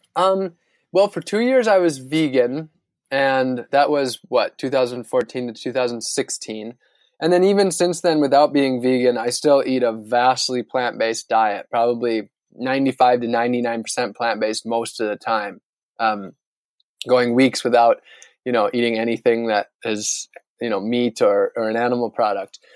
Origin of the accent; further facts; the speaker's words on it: Northern Wisconsin, United States; now in Florida, United States; where I grew up in Northern Wisconsin